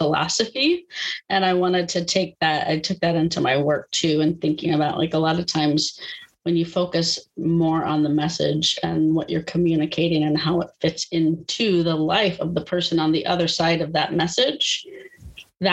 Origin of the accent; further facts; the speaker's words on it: Austin, Texas, United States; moved away as an adult; now in North Carolina, United States; born and bred in Texas